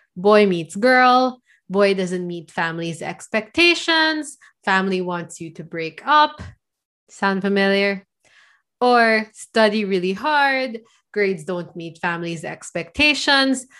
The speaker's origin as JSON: {"language": "English", "country": "Philippines", "said": "I'm from the Philippines."}